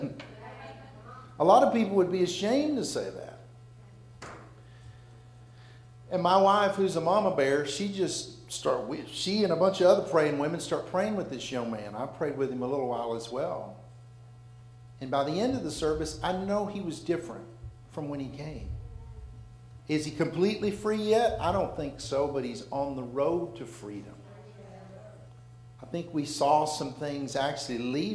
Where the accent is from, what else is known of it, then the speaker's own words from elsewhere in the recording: Alabama, United States; We're from Alabama